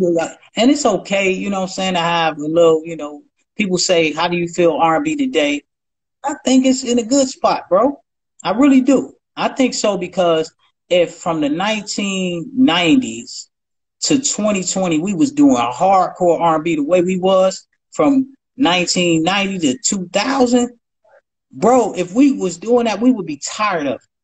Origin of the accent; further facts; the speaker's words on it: Ohio, United States; I'm from Ohio